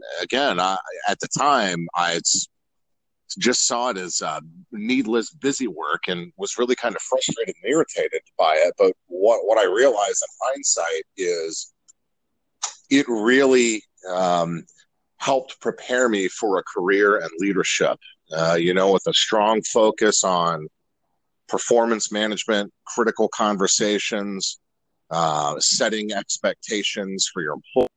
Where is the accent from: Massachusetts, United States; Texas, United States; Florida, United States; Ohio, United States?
Ohio, United States; Columbus; moved away as an adult; also born or lived in Lima, Ohio; now in Charlotte, United States; I was born and raised born in Lima, Ohio. And I'm told, I have no recollection of this, celebrated my first birthday in Columbus, Ohio, and lived there pretty much ever since